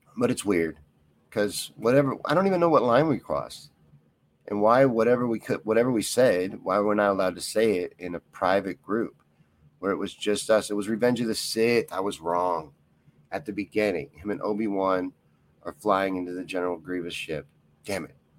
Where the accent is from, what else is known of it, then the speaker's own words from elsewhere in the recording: Kentucky, United States; I grew up in Kentucky